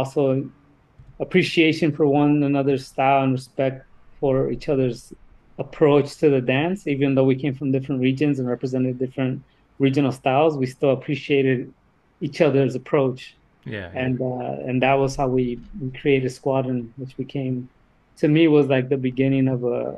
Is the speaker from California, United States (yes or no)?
yes; Sonoma County, California, United States; I'm from Sonoma County